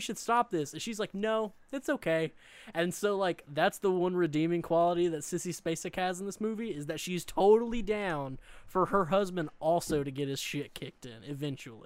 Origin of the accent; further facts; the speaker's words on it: Eastern Arkansas, United States; I grew up in the Delta, which is the Mid-South, so I grew up in Eastern Arkansas, um, along, like, the Mississippi River